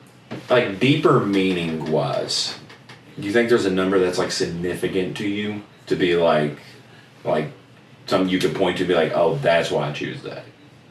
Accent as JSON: {"language": "English", "country": "United States", "said": "as an American"}